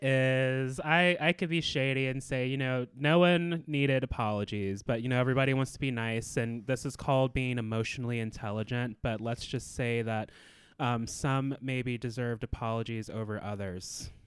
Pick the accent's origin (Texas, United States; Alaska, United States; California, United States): Alaska, United States; Anchorage; I was born and raised in Anchorage, Alaska